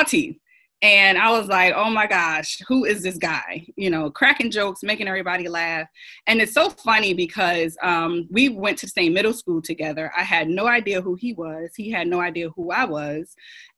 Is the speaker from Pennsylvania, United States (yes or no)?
no; New Jersey, United States; moved away as an adult; now in Rock Hill, United States; I'm a transplant from New Jersey, born and raised